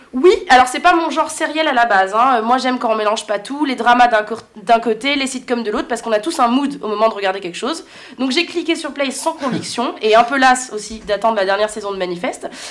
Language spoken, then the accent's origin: French; France; des racines du nord de l'Afrique alors qu'on a grandi en France